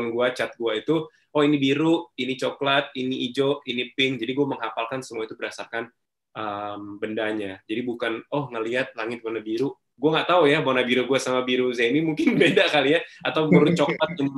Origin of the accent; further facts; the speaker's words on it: Binjai, North Sumatra, Indonesia; also born or lived in Stabat; Kalau waktu kecil, uh, eh, gue di Sumatera Utara, tepatnya di Binjai, small town banget. Jadi ada Medan, ada Binjai gitu. Jadi uh, kota kecil banget di situ. Um, gue lahirnya di Stabat, beda kota lagi, uh, kampung lah gitu, orang Langkat.